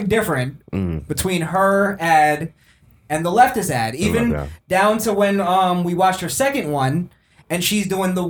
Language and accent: English; Chile; I come from Chile.